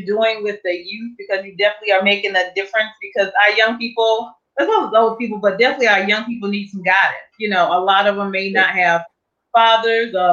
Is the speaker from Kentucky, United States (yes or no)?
no; Durham, North Carolina, United States; moved away; I'm from Durham